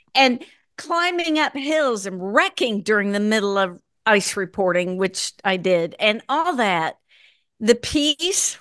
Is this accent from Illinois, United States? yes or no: no; Minnesota, United States; moved away; also born or lived in Chicago / Michigan; I was born in Minnesota, went to college in Chicago